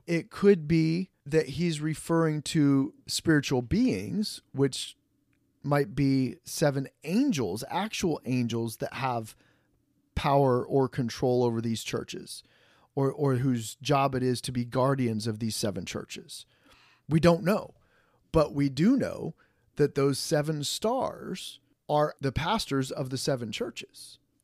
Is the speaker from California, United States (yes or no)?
no; Fort Wayne, Indiana, United States; moved away; my pastor where I grew up back in the Fort Wayne, Indiana